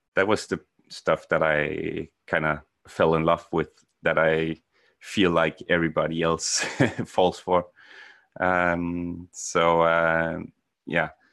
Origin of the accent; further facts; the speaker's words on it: Denmark; moved away as an adult; now in Norway; I'm from Denmark, uh, moved to Norway in, uh, two thousand nine